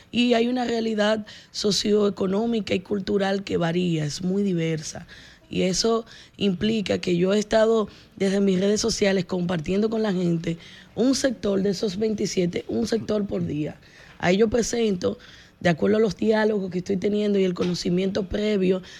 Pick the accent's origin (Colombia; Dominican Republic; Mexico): Dominican Republic; Distrito Nacional; Sí, yo nací, me he formado y he recibido muchas oportunidades esta, de esta ciudad y yo quiero devolverle porque hay mucho que hacer en el Distrito Nacional